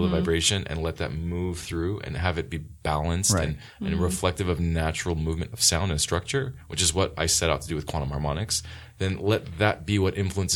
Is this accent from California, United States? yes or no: yes; Los Angeles, California, United States; I'm from here. I'm from the Valley